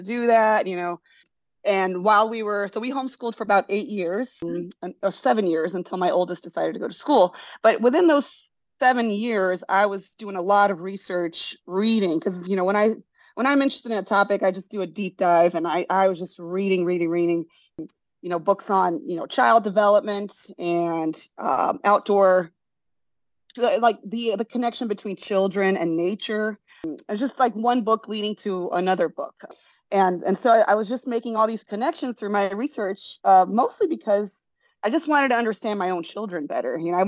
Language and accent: English; Brazil; English is a second language; moved away as an adult; also born or lived in San Francisco, United States; now in United States; I was born in San Francisco. My dad's American. My mom's Brazilian. Oh. And we all moved to Brazil when I was 3 years old and lived there till I was 19.